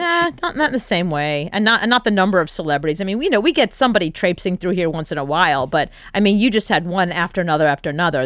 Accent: New York City, New York, United States; as a New Yorker

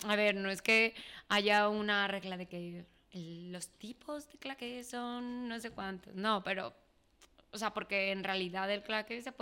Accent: Mexico; also born or lived in Peru; now in Spain; O sea, yo cuando me fui de México fue en el año 2010. Entonces llego a España, em, Estuve un año aquí y luego me fui a vivir a Perú. Vuelvo a España después de cuatro años

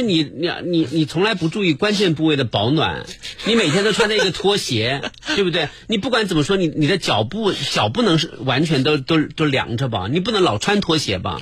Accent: Jiangsu, China; 我因为我是一个江苏人而感到自豪，这个把自己放在几千万江苏人之一

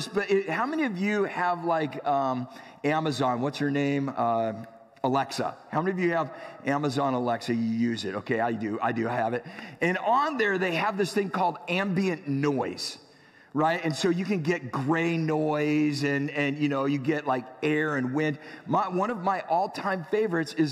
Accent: San Diego, California, United States; I grew up in San Diego

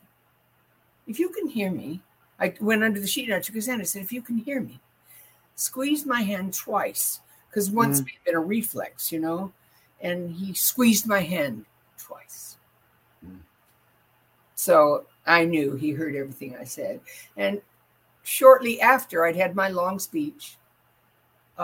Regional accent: Los Angeles, California, United States; I was raised in Hollywood

